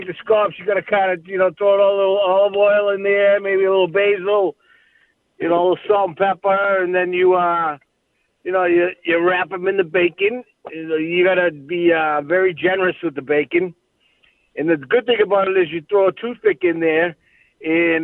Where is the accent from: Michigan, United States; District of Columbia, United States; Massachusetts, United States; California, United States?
Massachusetts, United States; Boston; I'm all Irish, but I grew up with a lot of Italians up in the Boston area